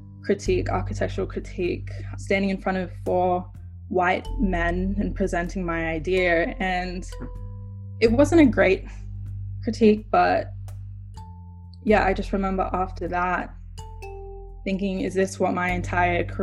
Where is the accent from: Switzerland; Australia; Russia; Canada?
Australia; moved away as an adult; Growing up in Australia, I was just always the token black girl